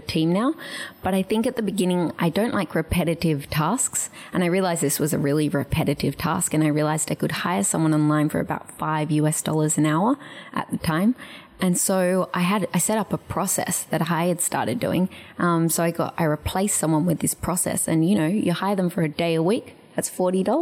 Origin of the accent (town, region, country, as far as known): Australia; moved away as an adult; also born or lived in Paris, France; now in San Francisco, United States